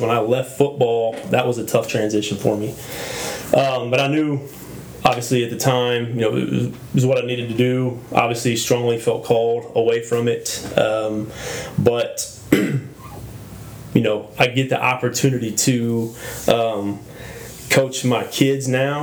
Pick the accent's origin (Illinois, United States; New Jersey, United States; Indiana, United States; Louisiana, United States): Indiana, United States; North Manchester; moved away as an adult; now in Texas, United States; I'm from the state of Indiana.